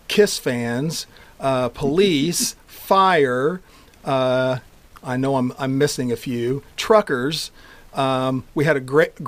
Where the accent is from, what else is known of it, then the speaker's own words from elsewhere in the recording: Washington, Indiana, United States; moved away as an adult; also born or lived in Evansville, Indiana; I grew up in Washington, Indiana, hour north of here